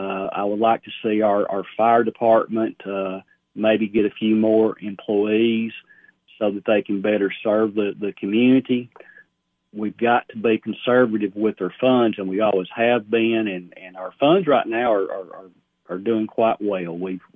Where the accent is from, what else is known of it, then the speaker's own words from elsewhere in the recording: Sparta, United States; I had graduated college and just really felt a disconnect, you know, with my hometown. And I saw this as a way of hopefully giving back to Sparta, which has given a lot to me over the years.